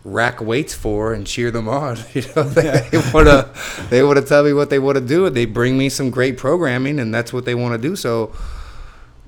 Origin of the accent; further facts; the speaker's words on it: Homestead, Florida, United States; my hometown of Homestead